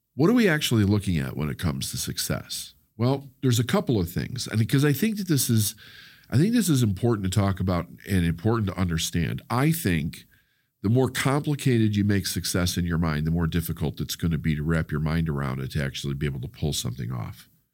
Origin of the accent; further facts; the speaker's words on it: Chicago, Illinois, United States; the community that I grew up with in Chicago